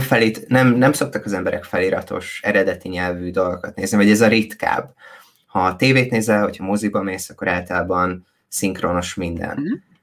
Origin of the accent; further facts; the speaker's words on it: Szombathely, Vas, Hungary; moved away as an adult; én szombathelyen születtem, és szombathelyen nőttem föl